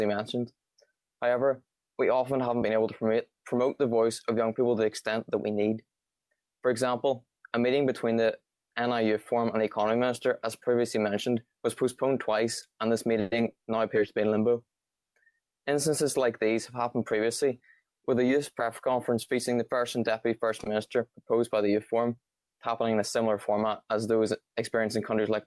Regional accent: Bangor, Northern Ireland, United Kingdom; I'm 18. I'm from Bangor.

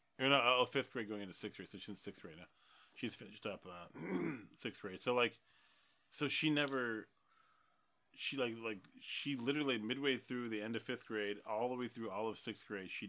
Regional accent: Detroit, Michigan, United States; if you're hearing lots of bangs outside, it's not just because we're from Detroit.

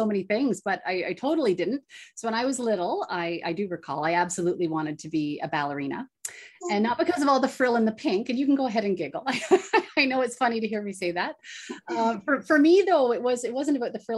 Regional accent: Bancroft, Ontario, Canada; Actually, I stayed put. So I grew up in Bancroft, Ontario.

